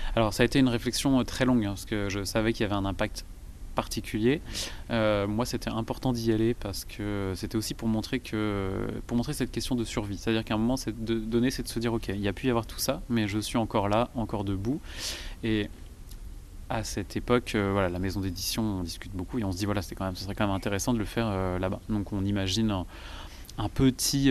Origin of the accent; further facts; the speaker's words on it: Vendée, Pays de la Loire, France; je suis originaire de Vendée